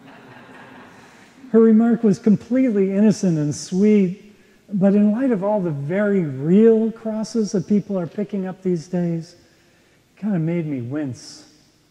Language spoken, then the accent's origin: English; Minneapolis, Minnesota, United States; moved away as an adult; also born or lived in Boston; I came home to Minneapolis from Boston, where I was living